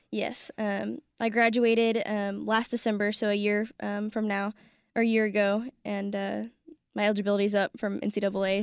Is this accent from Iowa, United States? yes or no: no; California, United States; I grew up playing soccer in California with about a dozen or so Ghanaian boys